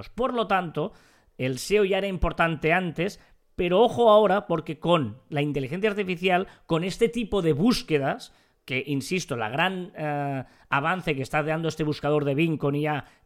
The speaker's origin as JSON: {"language": "Spanish", "region": "Catalonia", "country": "Spain"}